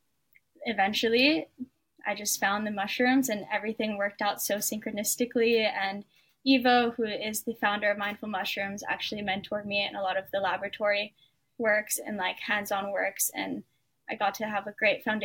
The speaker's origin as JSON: {"language": "English", "area": "Oahu", "region": "Hawaii", "country": "United States", "tie": "born or raised there", "said": "I was born and raised on Oahu in Hawaii"}